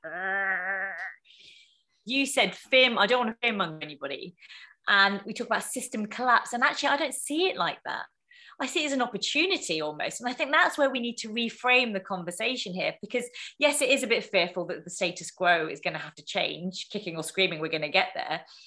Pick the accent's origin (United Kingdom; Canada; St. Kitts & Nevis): United Kingdom; the environment that I was raised in as a British Indian, second generation immigrant